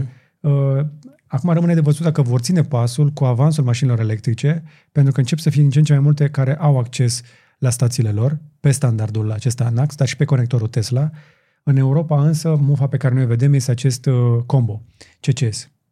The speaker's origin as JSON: {"language": "Romanian", "country": "Romania"}